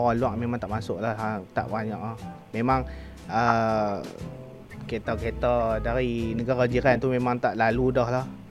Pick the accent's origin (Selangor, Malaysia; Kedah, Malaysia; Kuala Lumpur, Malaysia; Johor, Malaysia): Kedah, Malaysia; now in Changlun, Malaysia; balik kampung saya di Sek Kedah